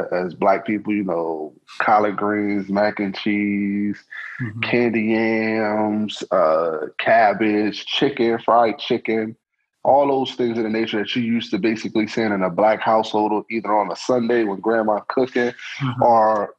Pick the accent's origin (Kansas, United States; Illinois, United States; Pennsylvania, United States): Pennsylvania, United States; Harrisburg; also born or lived in Atlanta; We're the capital of PA